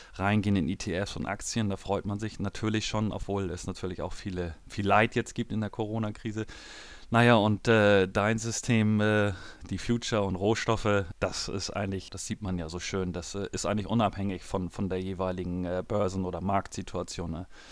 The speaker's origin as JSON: {"language": "German", "region": "Hamburg", "country": "Germany", "tie": "born or raised there", "said": "ich bin geboren in Hamburg"}